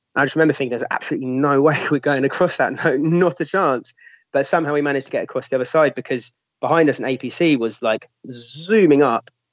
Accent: London, United Kingdom; I'm a Londoner

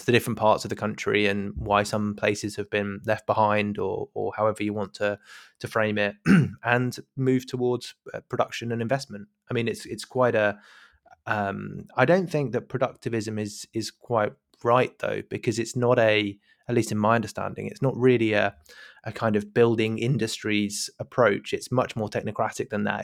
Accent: United Kingdom; as a, as a British listener.

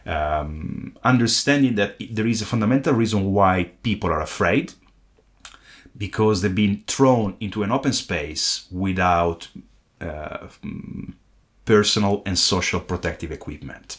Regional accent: Italy; my home country, Italy

